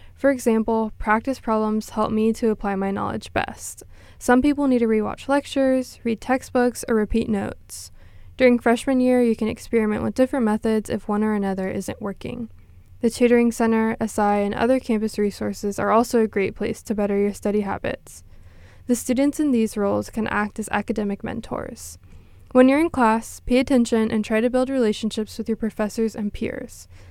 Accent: Corpus Christi, Texas, United States; I'm from Corpus Christi, Texas

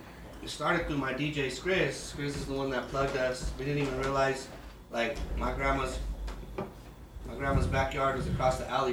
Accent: Denver, Colorado, United States; I'm from South Federal Block.

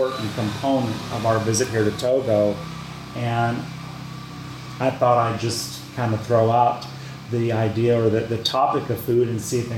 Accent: United States

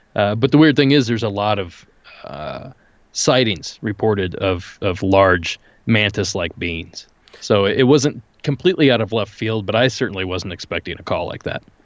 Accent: rural Ohio, United States; born or raised there

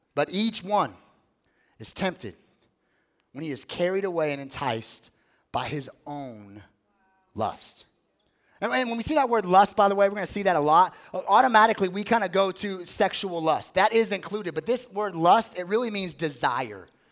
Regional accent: Las Vegas, Nevada, United States; I grew up in Las Vegas.

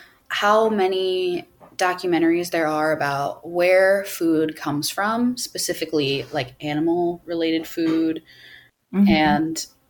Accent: Midwest, United States; I'm from the Midwest

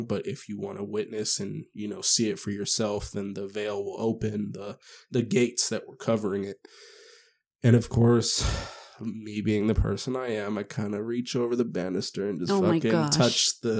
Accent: Las Vegas, Nevada, United States; I've never been, so even though I'm from Vegas

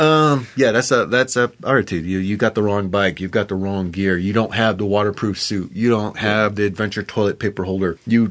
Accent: San Diego, California, United States; I'm from San Diego, man.

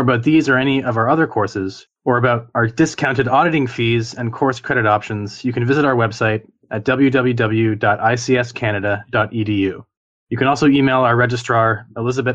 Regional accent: Niagara, Ontario, Canada; now in Toronto, Canada; So I grew up in Niagara. So I grew up around farmlands

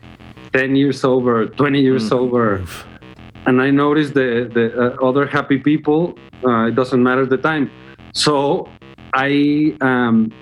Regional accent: Guadalajara, Jalisco, Mexico; English is a second language; my hometown, which is Guadalajara

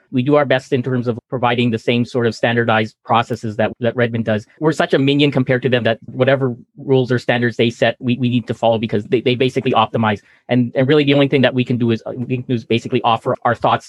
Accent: Edmonton, Alberta, Canada; moved away as an adult; now in Vancouver, Canada; I'm from Edmonton. I moved down to Vancouver in 1990

